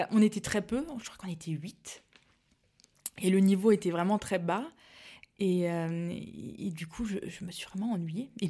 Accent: Mulhouse, Grand Est, France; fait je suis alsacienne pure je viens de, Mulhouse, donc dans le Haut-Rhin. Et j'ai passé toute mon enfance là-bas.

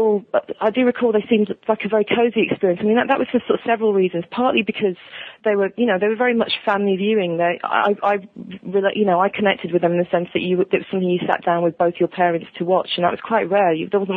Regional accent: United Kingdom; as British viewers

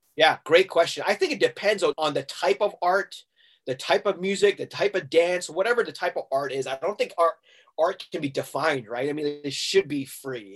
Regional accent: Hong Kong; also born or lived in Massachusetts, United States; the place that I grew up in in Hong Kong called Tim Dato. I'm like, that is home

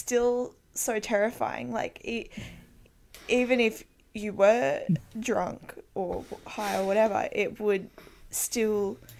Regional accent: Australia; growing up in Australia

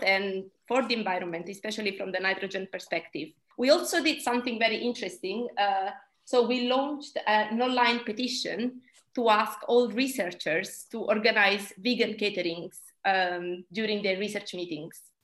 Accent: Italy; moved away as an adult; now in United Kingdom; I'm originally from Italy, but I've been in the UK for the last 10 years.

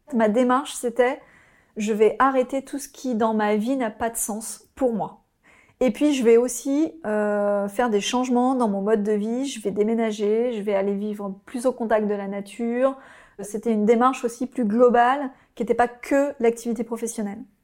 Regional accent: Oise, Hauts-de-France, France; also born or lived in Paris; J'ai grandi euh, dans l'Oise.

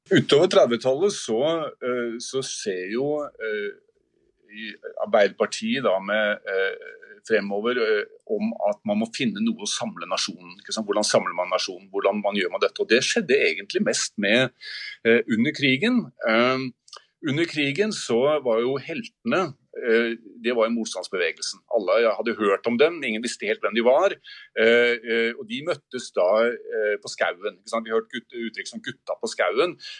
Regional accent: Oslo, Norway; jeg er fra Oslo

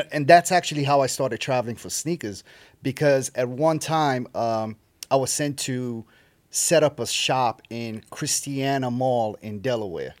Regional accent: Sierra Leone; moved away; so I grew up in Sierra Leone, West Africa. I was born and raised in West Africa.

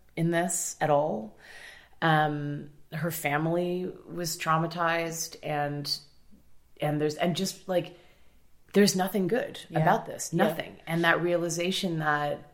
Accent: Toronto, Ontario, Canada; I grew up in Toronto, like pretty solidly middle class most of my life

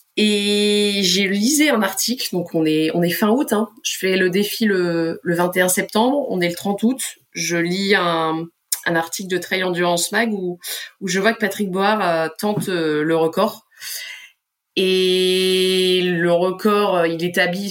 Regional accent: Pas-de-Calais, Hauts-de-France, France; moved away as an adult; ma région du Pas-de-Calais

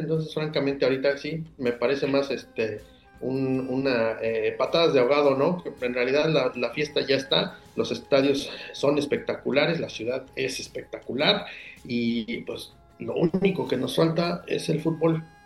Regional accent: Mexico; somos mexicanos siempre

